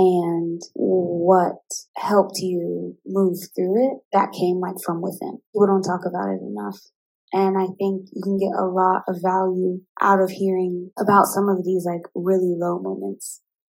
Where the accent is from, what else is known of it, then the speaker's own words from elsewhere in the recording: Midwest, United States; I'm from the Midwest, and I think pouring into that community would be really great.